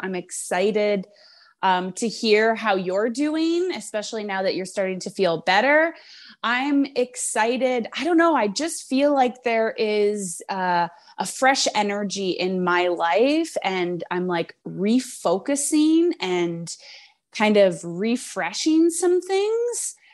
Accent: Canada; we're both Canadian

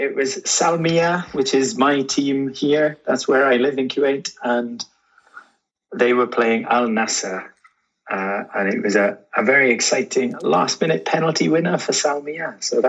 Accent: Wales, United Kingdom; Well, and obviously we are both from Wales.

